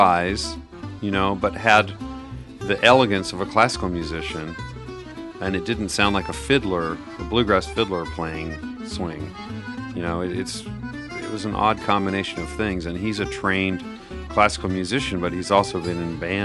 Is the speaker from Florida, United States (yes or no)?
no; Southern California, United States; moved away as an adult; also born or lived in Wisconsin / Los Angeles; now in Nashville, United States; I grew up in Southern California, born in Wisconsin, but raised in Southern California for most of my life. In the last 4 or 5 years, I've been living in Nashville.